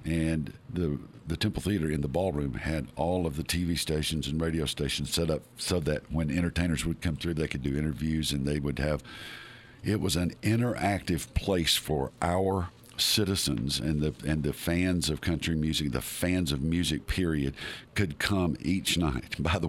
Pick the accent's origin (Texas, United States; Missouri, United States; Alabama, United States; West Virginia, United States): Alabama, United States; North; I'm from North Alabama.